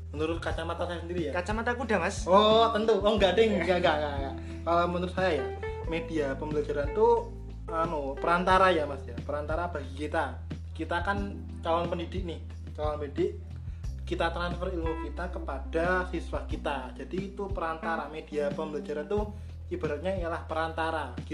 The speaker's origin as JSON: {"language": "Indonesian", "town": "Sragen", "region": "Central Java", "country": "Indonesia", "lives_now": "Surakarta, Indonesia", "said": "kita bandingkan di Solo dengan daerah saya sendiri ya di Sragen itu jauh sekali mas kalau di sini kan akses internet, internet mudah sekali"}